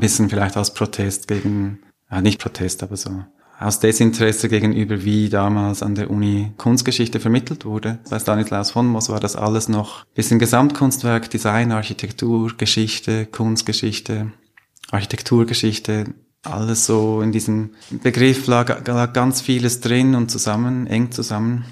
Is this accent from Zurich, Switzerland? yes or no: yes; Zürcher Oberland, Zurich, Switzerland; Da, wo ich aufgewachsen bin im Zürcher Oberland